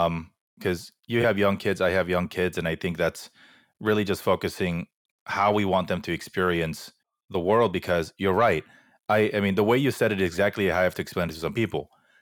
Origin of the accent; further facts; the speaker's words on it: Fullerton, California, United States; I grew up in Fullerton, right? It's super Korean.